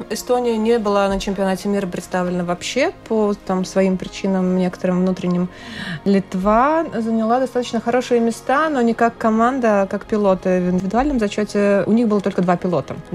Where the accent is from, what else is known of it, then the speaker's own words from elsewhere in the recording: Latvia; участие в международных соревнованиях так целенаправленно мы, пилоты из Латвии, стали практиковать буквально пару лет назад.